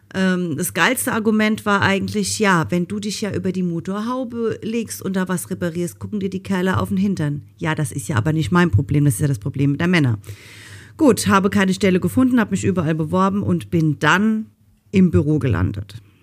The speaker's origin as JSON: {"language": "German", "region": "Rhineland-Palatinate", "country": "Germany", "said": "ich komme ja aus Rheinland-Pfalz. Und ähm, eigentlich hört man das auch und ich versuche immer, mich zu bemühen, einigermaßen Hochdeutsch zu reden"}